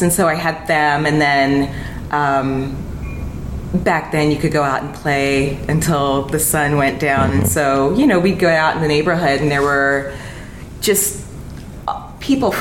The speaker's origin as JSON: {"language": "English", "region": "Texas", "country": "United States", "tie": "born or raised there", "also_born_or_lived": "New York", "moved": "yes", "said": "I was in Texas from 10"}